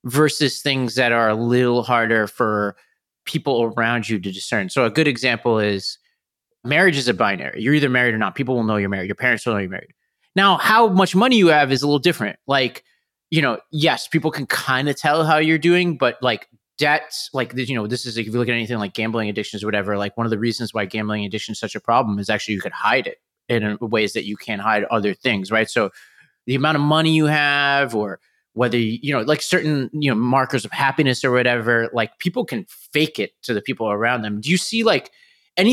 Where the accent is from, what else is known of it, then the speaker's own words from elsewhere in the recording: New York City, New York, United States; moved away; I grew up in New York, and every time I see a relative, you know, I have to go back to Staten Island